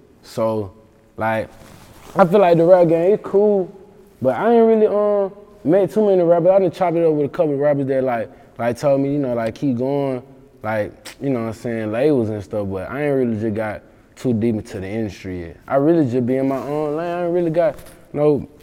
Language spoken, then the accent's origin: English; Mississippi, United States; I'm from Mississippi